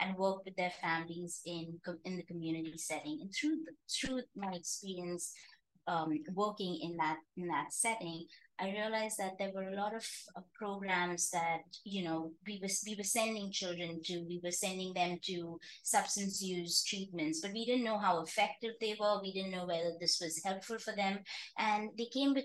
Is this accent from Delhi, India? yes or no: no; Mumbai, Maharashtra, India; moved away as an adult; also born or lived in Arizona, United States / Cincinnati, United States; I grew up in India, in Bombay